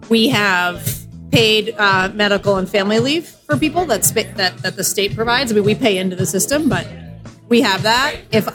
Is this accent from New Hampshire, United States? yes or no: yes; New Hampshire, United States; now in Massachusetts, United States; New Hampshire.